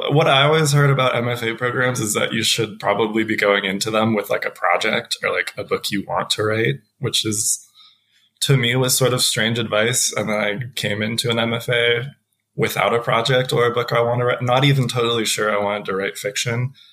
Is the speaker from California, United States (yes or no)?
no; Denver, Colorado, United States; also born or lived in Columbia Falls, Montana; now in Montana, United States; I grew up primarily in Denver, and so right at the edge of the Rockies